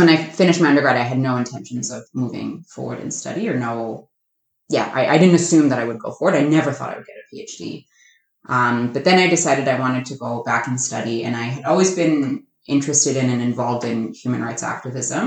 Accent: Massachusetts, United States; moved away; I am born and raised in Massachusetts. I grew up about an hour outside of Boston

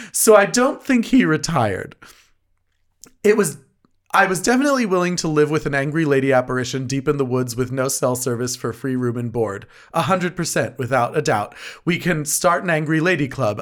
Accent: New Jersey, United States; also born or lived in New York City; we grew up here in New Jersey.

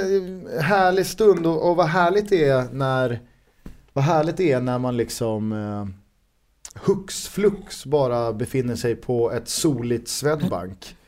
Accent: Stockholm and Solna, Stockholm County, Sweden; Vi är ju från eh, Stockholm och Solna

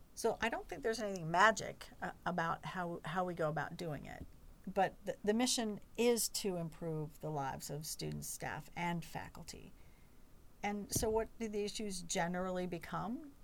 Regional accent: Chapel Hill, North Carolina, United States; I grew up in Chapel Hill

